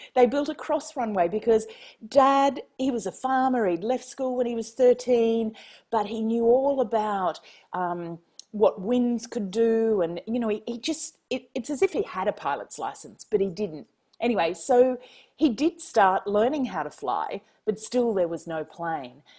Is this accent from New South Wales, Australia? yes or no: no; Queensland, Australia; moved away; also born or lived in Washington, D.C.; I'm a Queenslander